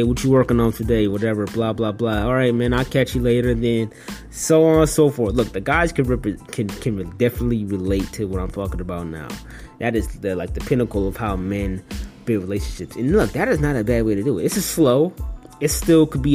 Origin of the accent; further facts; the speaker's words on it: Detroit, Michigan, United States; moved away as an adult; my hometown, Detroit